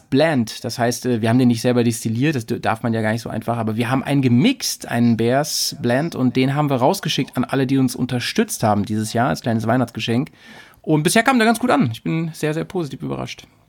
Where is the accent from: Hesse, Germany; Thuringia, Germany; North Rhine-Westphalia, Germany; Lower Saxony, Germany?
Lower Saxony, Germany; near Hanover; ich komme aus der Nähe von Hannover